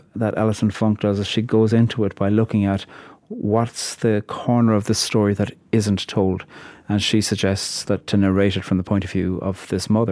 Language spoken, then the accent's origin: English; Ireland; I'm a poet from Ireland.